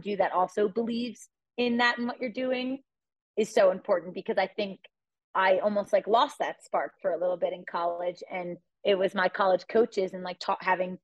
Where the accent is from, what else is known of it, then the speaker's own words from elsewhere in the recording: United States; now in Boulder, United States; It's 15 minutes from my hometown